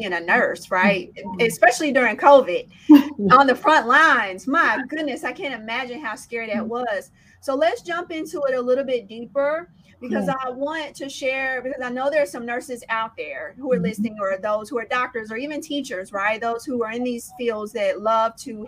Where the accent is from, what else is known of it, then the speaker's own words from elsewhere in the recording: Indianapolis, Indiana, United States; I grew up in Indianapolis, Indiana